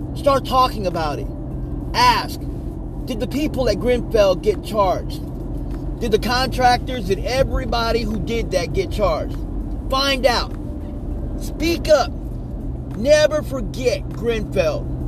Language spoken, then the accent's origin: English; United States; I'm an American